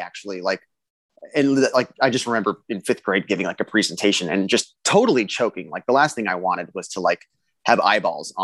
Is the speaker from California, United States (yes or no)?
yes; South Riverside County, Southern California, United States; I grew up in Southern California, about 90 minutes outside of LA, like South Riverside County